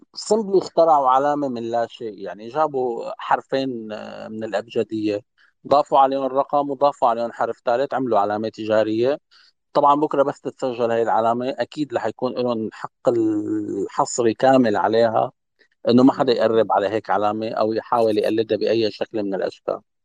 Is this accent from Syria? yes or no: yes; Syria; نحن كسوريين